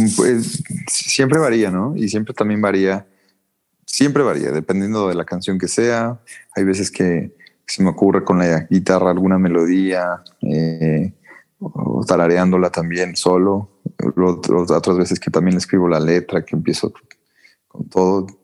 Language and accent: Spanish; Mexico; en México pues sí somos demasiado muy malinchistas